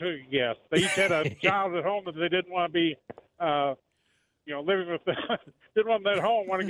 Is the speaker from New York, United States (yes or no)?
no; Southwest Missouri, United States; now in Lawrence, United States; I'm actually from Southwest Missouri